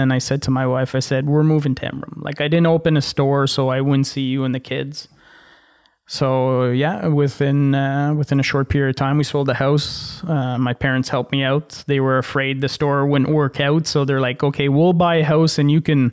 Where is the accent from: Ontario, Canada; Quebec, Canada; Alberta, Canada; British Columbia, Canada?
Ontario, Canada; Ottawa; moved away as an adult; now in Casselman, Canada; I grew up in Ottawa and Vanier.